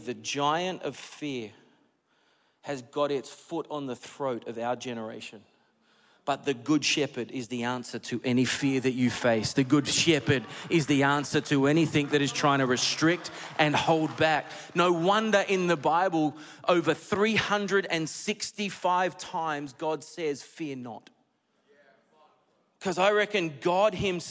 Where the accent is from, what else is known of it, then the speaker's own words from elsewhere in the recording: Australia; also born or lived in United States; I'm Australian